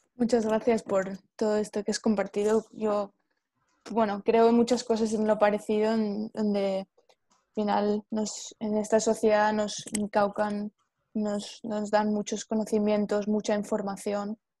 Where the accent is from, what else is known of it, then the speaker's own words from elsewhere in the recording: Spain; yo soy de España